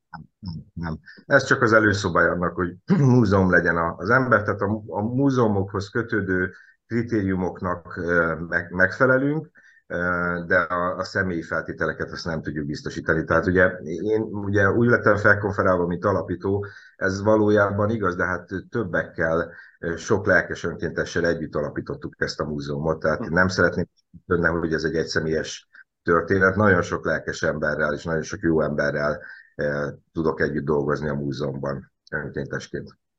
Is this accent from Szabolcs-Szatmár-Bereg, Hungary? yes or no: yes; Nyíregyháza, Szabolcs-Szatmár-Bereg, Hungary; én sem budapesti vagyok, hanem nyíregyházi